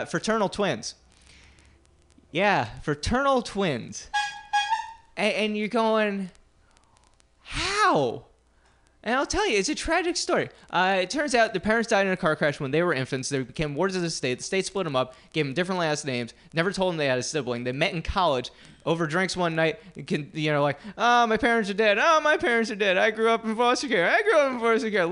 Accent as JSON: {"language": "English", "region": "New Jersey", "country": "United States", "tie": "born or raised there", "moved": "yes", "said": "I grew up in New Jersey"}